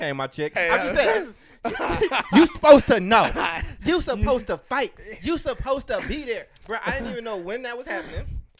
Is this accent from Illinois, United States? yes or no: yes; Chicago, Illinois, United States; born there; I was born in Chicago. So, like. You know, Chicagoans feel a certain type of way about their pizza.